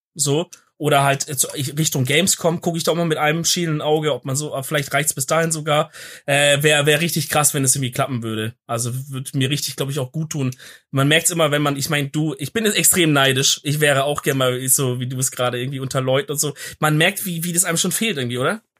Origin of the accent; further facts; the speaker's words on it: Swabia, Germany; als Schwabe